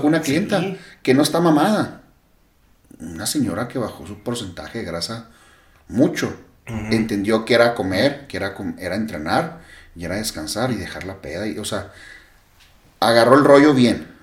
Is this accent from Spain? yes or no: no; Mexico; yo como buen mexicano